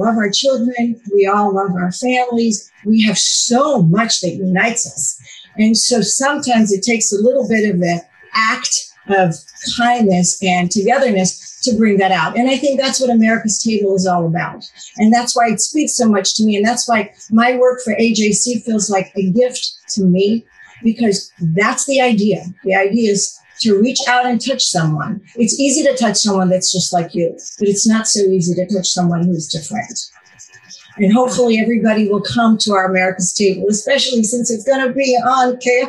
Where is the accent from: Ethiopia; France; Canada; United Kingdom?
Ethiopia; also born or lived in Israel; When I grew up, I was born in Israel. And when I was 5.5 years old, my father, who was a general surgeon, was sent to Ethiopia